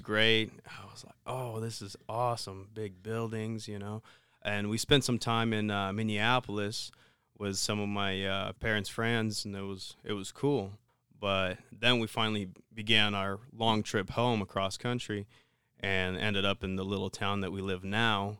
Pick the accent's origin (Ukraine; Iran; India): Ukraine; moved away; growing up in Ukraine, um, we were fairly poor